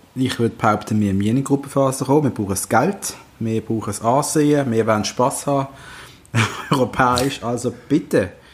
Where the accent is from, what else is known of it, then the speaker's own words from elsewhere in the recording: Basel, Basel-Stadt, Switzerland; Darf man das sagen als Basler